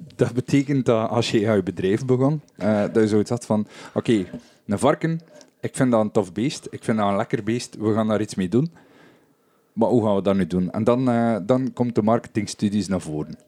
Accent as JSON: {"language": "Dutch", "region": "West Flanders", "country": "Belgium", "said": "Bij ons in West-Vlaanderen"}